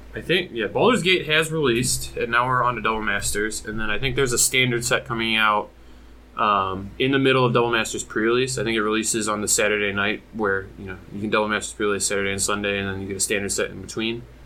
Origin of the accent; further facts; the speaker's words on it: Michigan, United States; I'm from Michigan